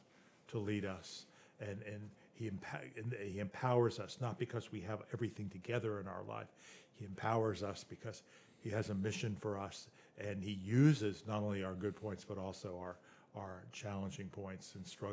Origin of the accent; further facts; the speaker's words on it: the South, United States; growing up in the South, and how many times people have asked me, "Have you accepted Jesus, your Lord and Savior?"